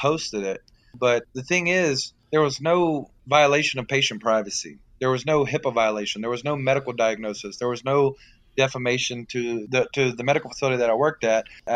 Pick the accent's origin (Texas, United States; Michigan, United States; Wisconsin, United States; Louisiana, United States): Louisiana, United States; South; I'm from South Louisiana